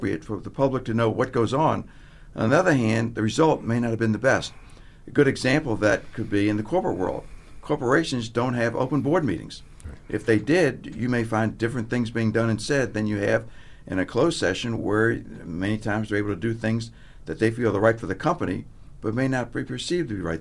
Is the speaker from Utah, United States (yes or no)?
no; Virginia, United States; also born or lived in Washington, D.C.; I'm from Virginia, so I went to college in Virginia at Washington Lee.